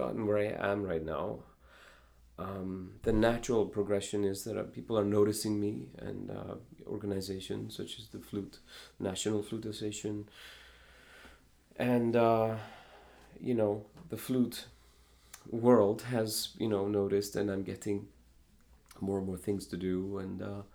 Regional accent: Iceland; now in Chicago, United States; I have considered myself half American, half Icelandic

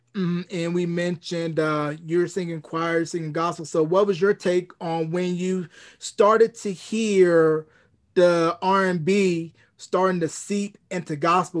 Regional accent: North Carolina, United States; my home state

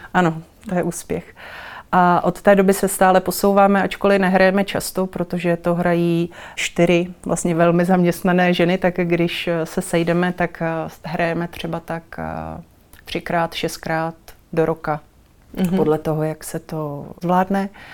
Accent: Kralupy nad Vltavou, Central Bohemian Region, Czechia; jsem se dostala do divadelního souboru v Kralupech, to je moje rodné město

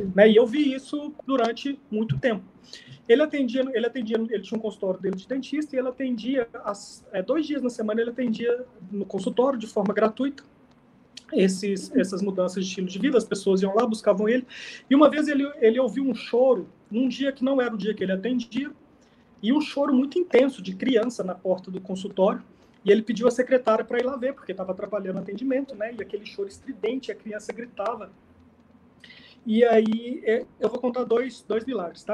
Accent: Divinópolis, Minas Gerais, Brazil; eu sou do interior de Minas, lá de Divinópolis, uma cidade do interior

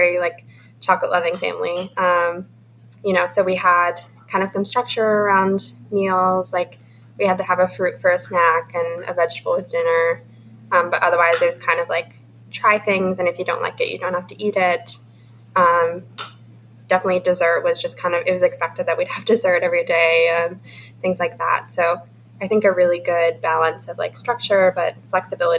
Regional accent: Minnesota, United States; moved away; we're from Minnesota. We're going to grad school in St. Louis.

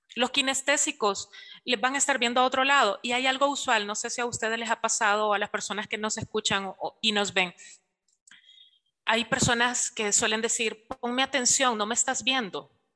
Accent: El Salvador; nosotros lo asociamos mucho acá en la cultura salvadoreña

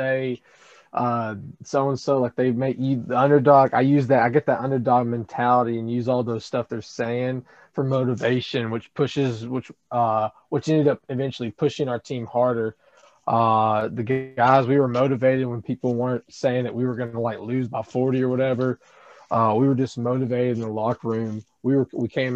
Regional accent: Athens, Alabama, United States; also born or lived in Tuscaloosa, Alabama; I was born in Athens, Alabama. I live in the Tuscaloosa/Clear area

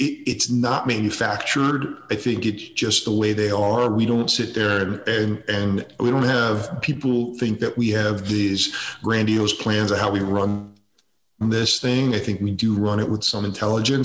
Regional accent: suburbs of Connecticut, United States; We lived in the suburbs of Connecticut. I grew up there

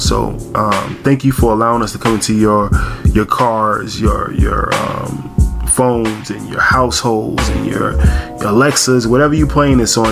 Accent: New York, United States; we're from New York

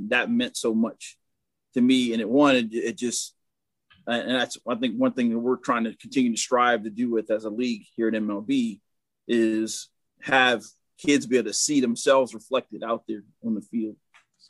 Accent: Glen Burnie, Maryland, United States; I grew up in Glen Burnie, Maryland, right outside of Baltimore

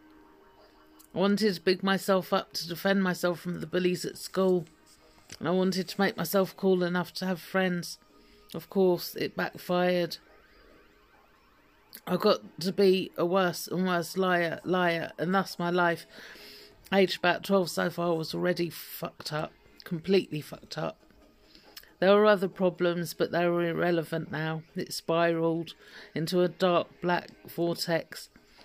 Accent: London, United Kingdom; I was born in 1972 in North London in the UK to a rather eccentric pair of extremists and with a lovely, cool big sister

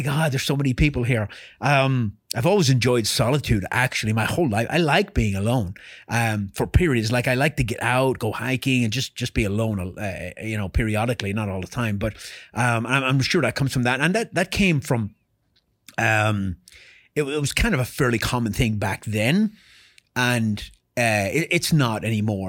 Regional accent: Ireland; moved away as an adult; I was born in Ireland and raised in Ireland

